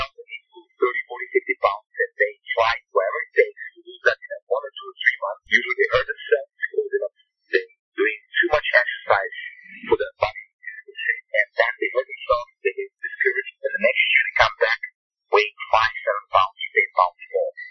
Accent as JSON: {"language": "English", "country": "Germany", "moved": "yes", "lives_now": "United States", "said": "I come from Germany"}